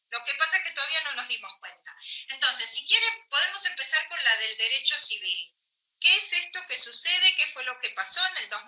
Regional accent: Argentina

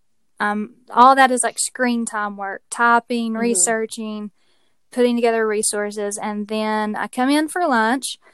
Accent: Tennessee, United States; you might be able to tell from my accent that I live in Tennessee. I was born and raised here

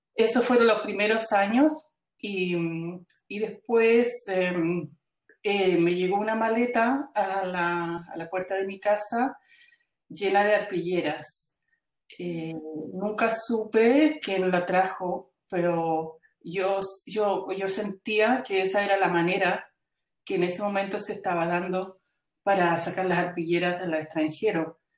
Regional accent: Chile; now in Belgium; yo salí eh, de Chile en el año 73, eh, luego en el 78 recién pudimos entrar a Chile

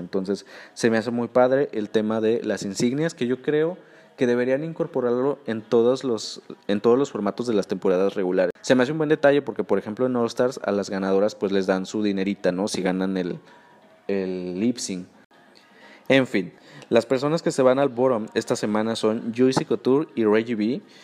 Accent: Mexico; Como buen mexicano

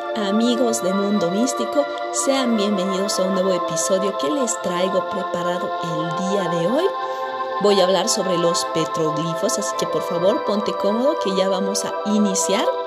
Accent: Bolivia; Yo como boliviana

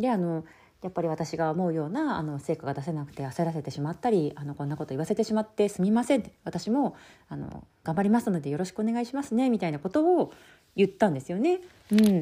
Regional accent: Shizuoka, Japan; moved away as an adult; 地元の静岡

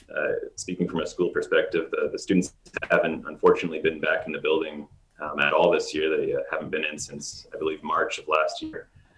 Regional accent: Exeter, Ontario, Canada; moved away as an adult; also born or lived in Marrakesh, Morocco; now in Kuwait; I'm originally from Exeter, Ontario, Canada. I spent 2 years teaching in Ontario before I went the international route. And before coming to Kuwait, I was teaching at the American School of Marrakesh in Morocco.

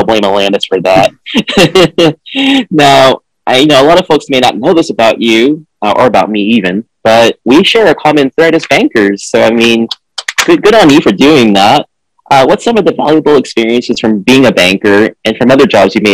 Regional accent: Boston, Massachusetts, United States; moved away; also born or lived in Philippines; I grew up in Boston and I lived in the Philippines for 4 years

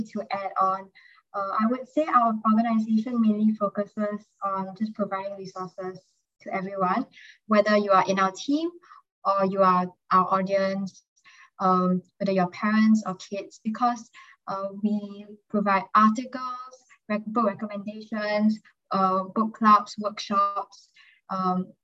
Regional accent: Singapore; I'm 18 years old, and I'm a senior, and I'm from Singapore.

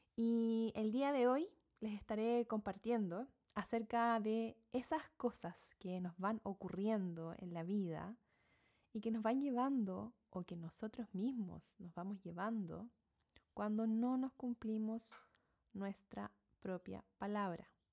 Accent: Chile; moved away as an adult; now in New Zealand; soy chilena, viviendo en Nueva Zelanda desde hace algunos seis años

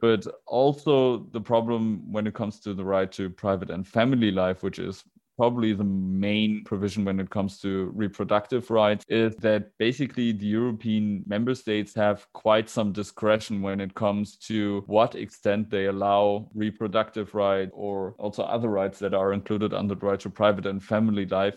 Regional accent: Germany; I'm from Germany

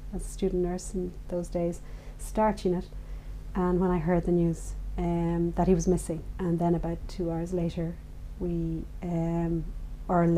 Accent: Dublin, Leinster, Ireland; I grew up in Dublin

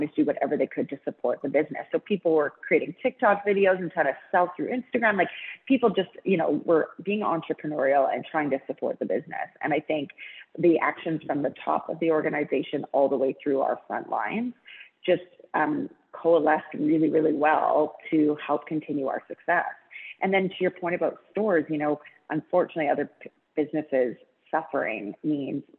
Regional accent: Vancouver, British Columbia, Canada; I grew up in Vancouver, went to an all girls private school, and then worked at Aritzia

